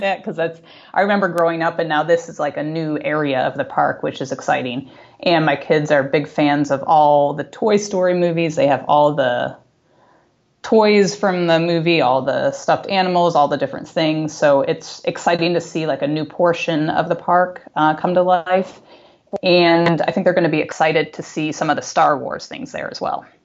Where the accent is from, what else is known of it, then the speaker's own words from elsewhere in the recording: Buffalo, New York, United States; we grew up in Buffalo